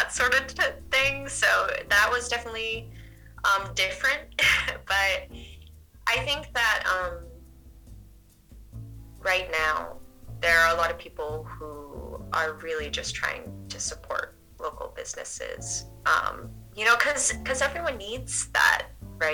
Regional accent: New Hampshire, United States; moved away as an adult; now in Portland, United States; I didn't grow up in Portland. I grew up in New Hampshire, so not too far.

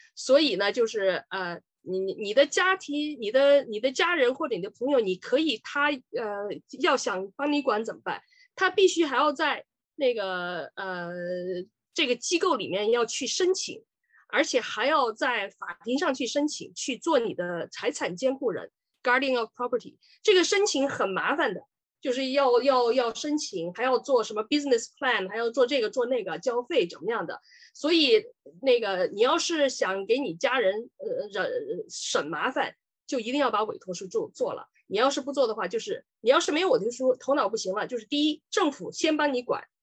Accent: Sichuan, China; moved away as an adult; also born or lived in Chongqing; now in Ontario, Canada; 我是四川人。呃，以前呢是八九年到加拿大，已经三十几年了吧

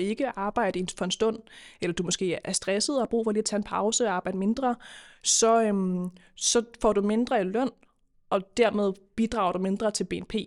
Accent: Køge, Zealand, Denmark; now in Copenhagen, Denmark; Jeg er egentlig fra Køge oprindeligt, men, med, øh, men bor i København nu

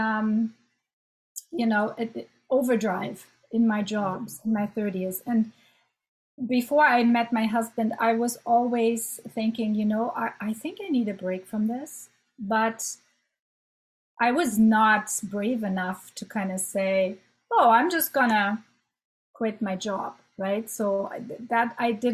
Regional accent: Germany; moved away as an adult; also born or lived in Ottawa, Canada; now in Canada; So I'm German. I'm born and raised in Germany

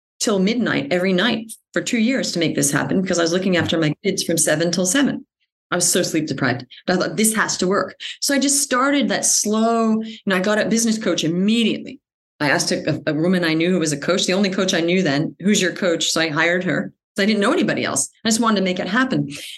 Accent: Australia; moved away as an adult; also born or lived in United States / Paris, France / New York, United States; Even though I grew up in Australia, I was American, but we moved to Australia. I'd never actually lived in the States

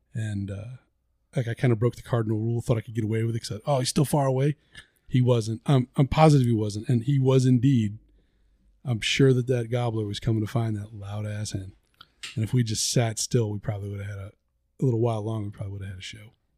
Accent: the South, United States; we're from the South

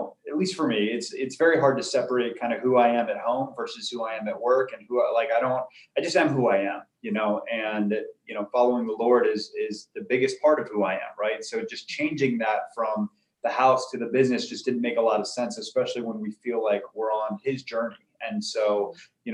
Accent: Arizona, United States; also born or lived in California; I was born in California. I lived there just until I was about 5 years old. And then I moved to Arizona

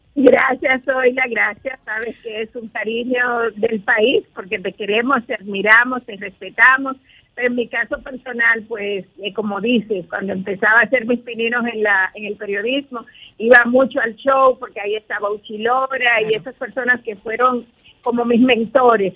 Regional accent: Dominican Republic; como dominicana, yo soy una mamá como todas las dominicanas

